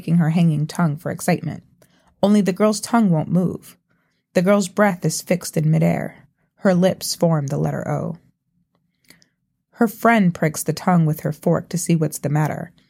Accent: New York City, New York, United States; I grew up in Brooklyn to a Trinidadian mother and a Jamaican father

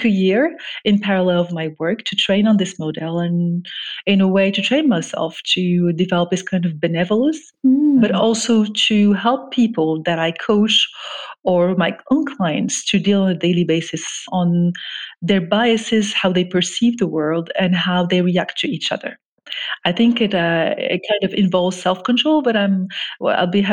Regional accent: Morocco; moved away as an adult; also born or lived in France; I grew up actually in Morocco, where I'm originally from

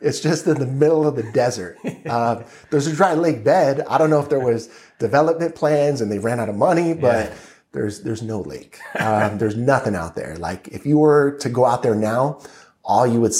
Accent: Lake Los Angeles, California, United States; born or raised there; also born or lived in Inglewood, California

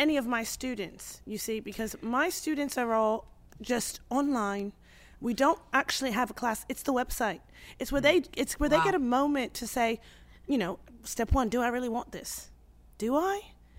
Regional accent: Mozambique; I had an acting coach when I was growing up in Mozambique who told me, throw away the script.

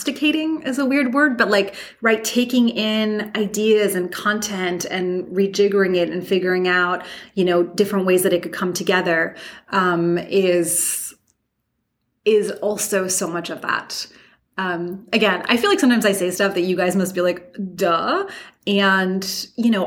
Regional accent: New York, United States; moved away; I'm just a New Yorker everywhere I go

